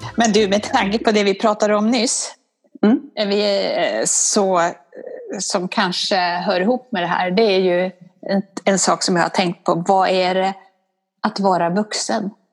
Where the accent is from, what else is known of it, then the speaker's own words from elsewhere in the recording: Borlänge, Dalarna County, Sweden; accent: dalmål; now in Stockholm, Sweden; jag är från Borlänge och där pratar man på ett visst sätt